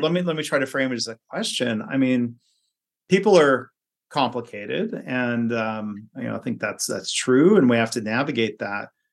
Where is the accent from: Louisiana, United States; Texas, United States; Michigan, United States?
Michigan, United States; Livonia; also born or lived in Ohio; Lynn grew up in the same town I grew up